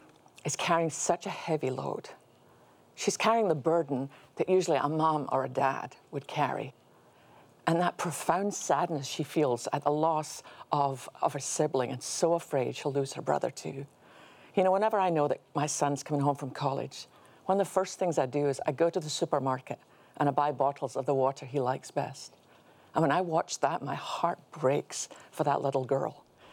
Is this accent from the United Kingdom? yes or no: yes; United Kingdom; As a British person, let me just say, excellent choice.